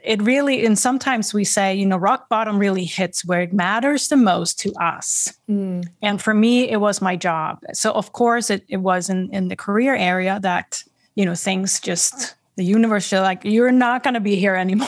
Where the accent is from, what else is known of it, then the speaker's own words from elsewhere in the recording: Sweden; now in Boston, United States; I'm originally from Sweden. I live in the greater Boston area, Massachusetts, on the East Coast